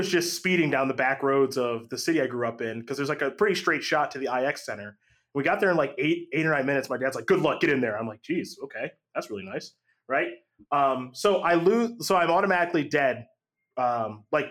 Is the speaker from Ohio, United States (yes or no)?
yes; Cleveland, Ohio, United States; born or raised there